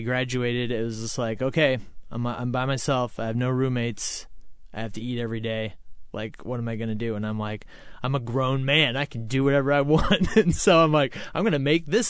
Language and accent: English; Edmonds, Washington, United States; also born or lived in Alaska; I grew up in Edmonds pretty much my entire life